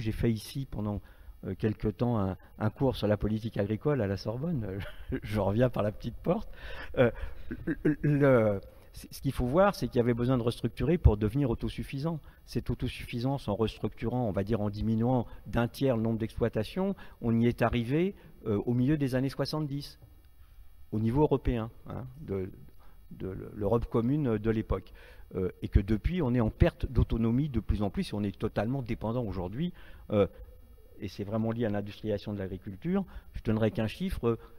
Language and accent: French; Marais de Redon, Brittany, France; je suis breton d'origine, euh, un petit village euh, des Marais de Redon, si certains connaissent, à la frontière des trois départements, Loire-Atlantique, Morbihan et, et Ille-et-Vilaine. Donc moi j'ai une enfance rurale